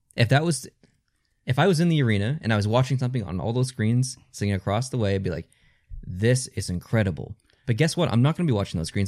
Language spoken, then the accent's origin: English; Canada; as a Canadian